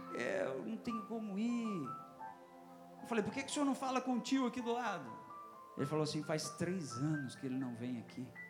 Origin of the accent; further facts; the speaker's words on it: Northeast Region, Brazil; now in Mato Grosso, Brazil; É, sou nordestino